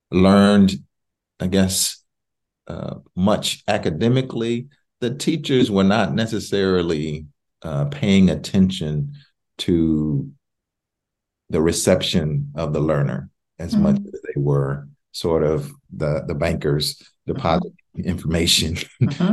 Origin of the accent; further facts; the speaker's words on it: Waco, Texas, United States; both of my parents grew up in Waco, Texas. That's my hometown